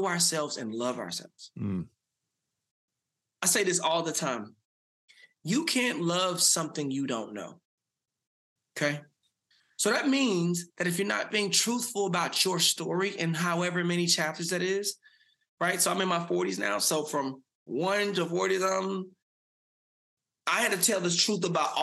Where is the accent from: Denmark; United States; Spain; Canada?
United States; Dallas, Texas; So I grew up in South Dallas, had a mother who had me at 17.